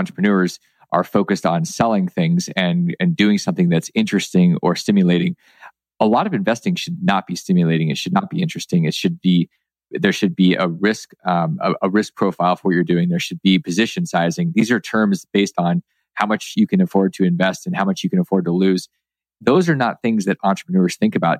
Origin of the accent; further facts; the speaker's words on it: Alaska, United States; where I grew up in Alaska